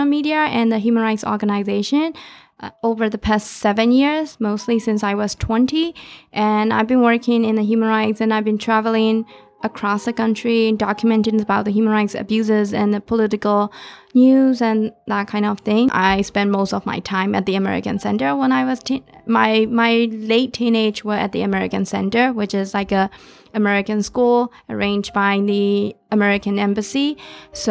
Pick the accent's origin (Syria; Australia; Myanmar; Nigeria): Myanmar; moved away as an adult; now in Minneapolis, United States; growing up in Burma in 90s